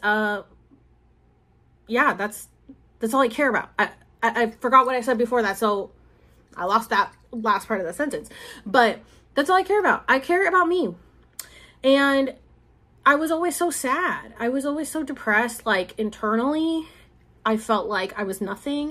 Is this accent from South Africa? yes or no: no; Puerto Rico; this is my roots. These are my people. I'm from Puerto Rico, and like I'm from Puerto Rico.